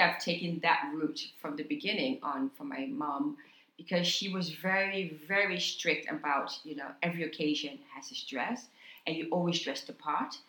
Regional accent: New York, United States; also born or lived in Haiti; I was born in Haiti, grew up in New York, came to America at the age of six or seven

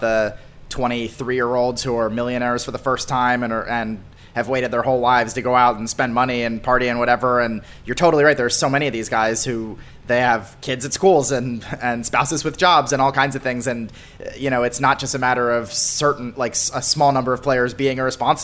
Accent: outside Philadelphia, Pennsylvania, United States; I grew up outside Philly

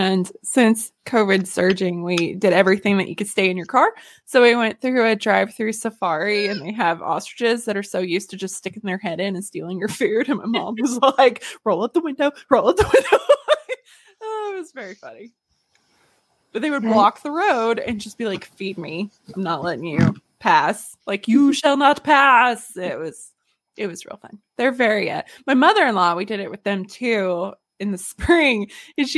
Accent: North Central Arkansas, United States; moved away; also born or lived in Little Rock, Arkansas; I moved out of North Central Arkansas, and I got to Little Rock

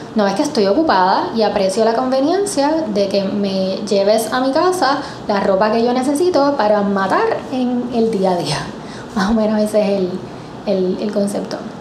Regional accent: Puerto Rico

